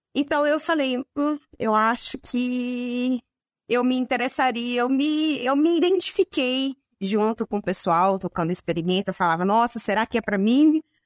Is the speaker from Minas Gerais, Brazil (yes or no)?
yes; a town in the interior of Minas Gerais, Brazil; eu sou de uma cidade do interior de Minas Gerais, era pertinho de Viçosa